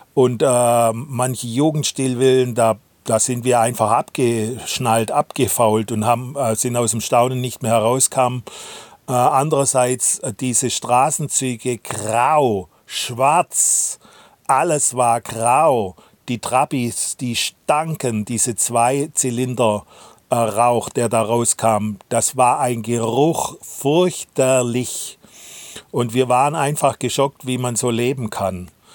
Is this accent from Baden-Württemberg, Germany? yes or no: yes; Swabia, Baden-Württemberg, Germany; accent: Swabian; moved away as an adult; also born or lived in Leipzig; Unser schwäbischer Dialekt